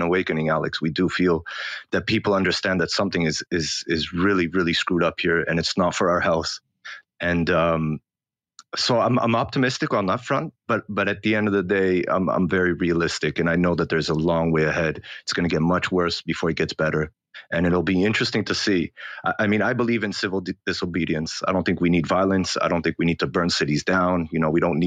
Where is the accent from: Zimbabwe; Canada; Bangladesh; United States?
Canada; also born or lived in Australia; now in Israel; So I grew up in Canada, and then I moved all over the world, and I came back to Israel about 6 years ago